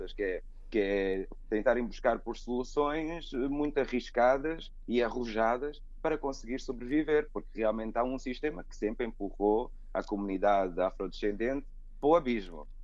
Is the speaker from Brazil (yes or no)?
no; Angola; also born or lived in United States; now in Portugal; Eu nasci em Portugal, só que sou filho de angolanos. E os meus pais, pronto, regressaram logo para Angola e eu, e eu cresci